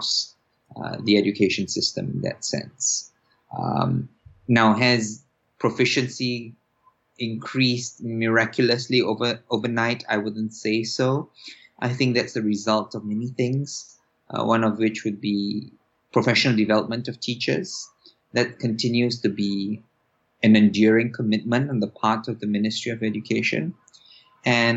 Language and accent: English; Singapore; moved away as an adult; also born or lived in United States; coming originally from Singapore, I'm always negotiating time differences between Asia and North America